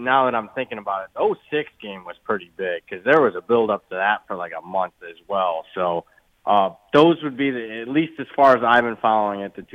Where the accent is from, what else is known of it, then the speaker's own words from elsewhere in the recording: Toledo, Ohio, United States; moved away; I'm from Toledo, Ohio